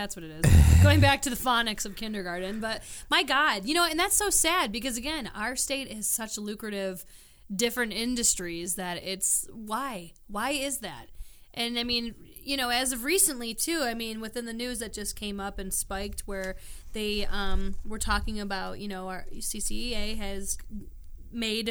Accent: New York, United States; now in Clark County, Nevada, United States; I grew up in New York

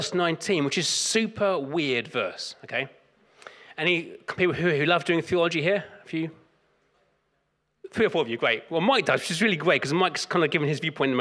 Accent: London, United Kingdom; I grew up in South London

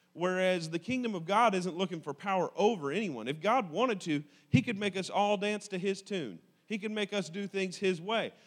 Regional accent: United States; I am an American by accident of birth

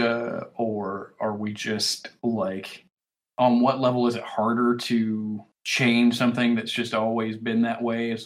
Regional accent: Alabama, United States; I'm from Alabama

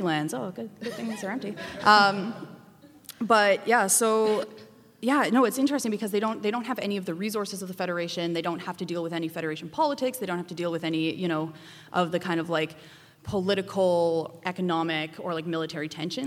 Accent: Calgary, Alberta, Canada; now in Montreal, Canada; I'm from Calgary originally, Treaty 7

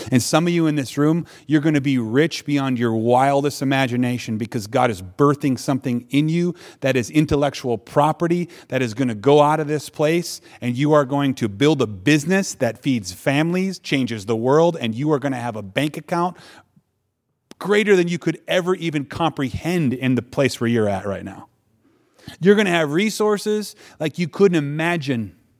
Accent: Wisconsin, United States; I'm from Wisconsin

